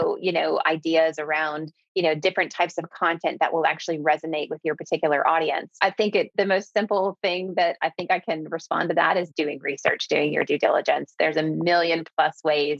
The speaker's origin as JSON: {"language": "English", "town": "Clearwater", "region": "Florida", "country": "United States"}